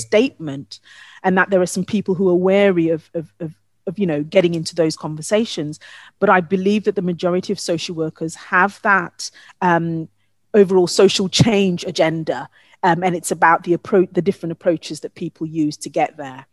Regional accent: Ghana; moved away; my home country of Ghana

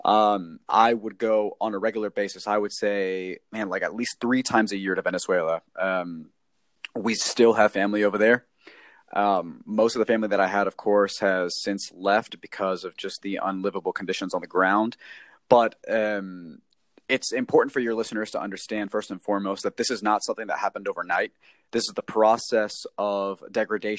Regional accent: Texas, United States; I grew up here in the United States, in Texas to be exact

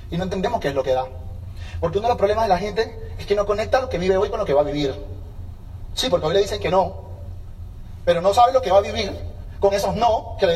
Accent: Venezuela; now in United States; Hola colombiano. Ah, sí, yo soy venezolano, somos vecinos, ¿cómo estás?

